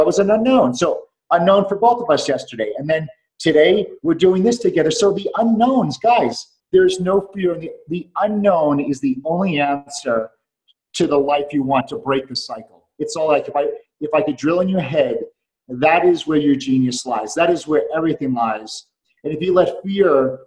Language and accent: English; New York, United States; moved away as an adult; also born or lived in Atlanta, Georgia / Dallas, Texas; now in Houston, United States; I'm a New Yorker